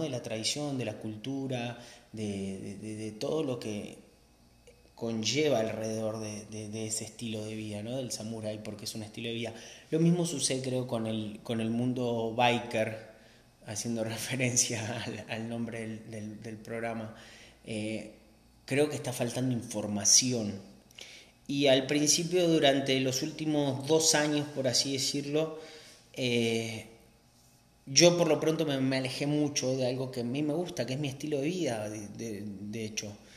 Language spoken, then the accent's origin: Spanish; Argentina; now in Mexico; soy argentino, pero de argentino no tengo absolutamente nada